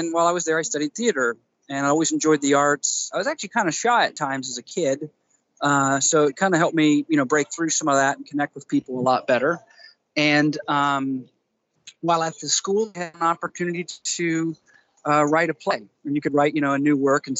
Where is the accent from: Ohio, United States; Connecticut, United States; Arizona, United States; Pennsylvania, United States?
Ohio, United States; Columbus; I hail from Ohio, Columbus